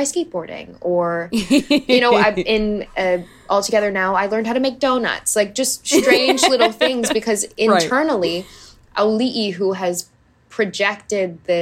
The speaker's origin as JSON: {"language": "English", "region": "Hawaii", "country": "United States", "tie": "born or raised there", "said": "I grew up in Hawaii. I did all the water sports"}